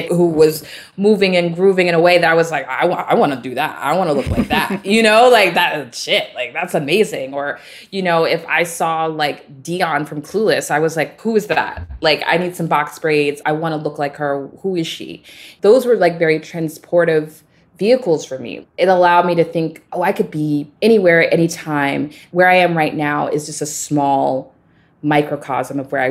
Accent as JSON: {"language": "English", "town": "Dallas", "region": "Texas", "country": "United States", "tie": "born or raised there", "said": "I grew up in Dallas, Texas"}